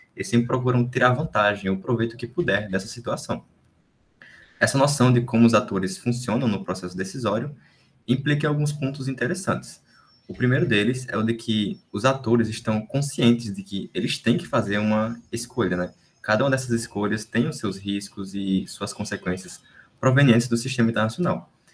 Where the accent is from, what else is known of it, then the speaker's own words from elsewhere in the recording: Brazil; quem somos nós como brasileiros